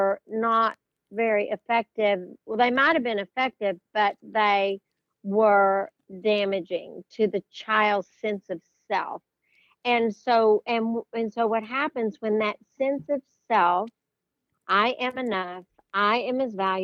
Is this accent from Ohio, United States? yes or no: no; Brownfield, Texas, United States; I grew up in Brownfield, Texas, and it's a little town outside of Lubbock